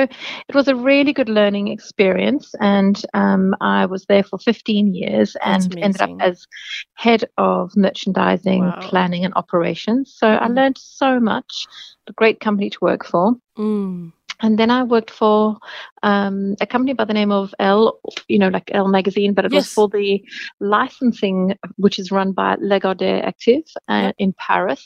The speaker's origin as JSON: {"language": "English", "town": "Cape Town", "region": "Western Cape", "country": "South Africa", "moved": "as an adult", "lives_now": "Australia", "said": "I am originally from Cape Town in South Africa"}